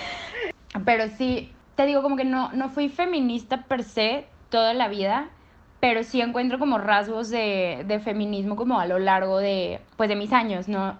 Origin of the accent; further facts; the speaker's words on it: Monterrey, Nuevo León, Mexico; estudio Derecho en la UDEM y soy de Monterrey